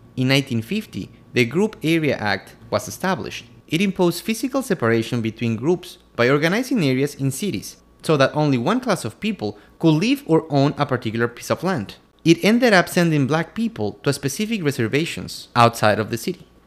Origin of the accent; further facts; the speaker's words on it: Quito, Pichincha, Ecuador; I'm from Quito, Ecuador